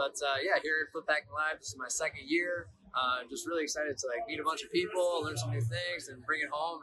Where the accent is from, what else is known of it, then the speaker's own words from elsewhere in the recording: Milwaukee, Wisconsin, United States; I'm from Milwaukee, Wisconsin.